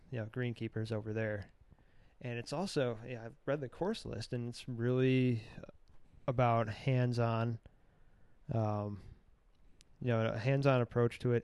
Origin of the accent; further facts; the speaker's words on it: Michigan, United States; growing up in Michigan